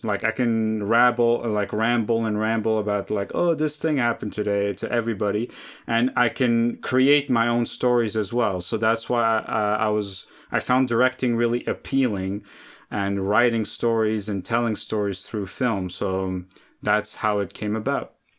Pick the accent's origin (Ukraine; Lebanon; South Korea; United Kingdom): Lebanon; now in Canada; I grew up in Lebanon. Uh, I came to Canada in 2006